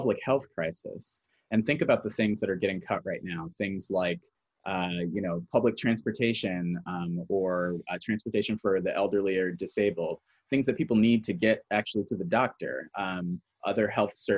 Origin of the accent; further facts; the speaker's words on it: Newark, New Jersey, United States; I grew up in Newark, New Jersey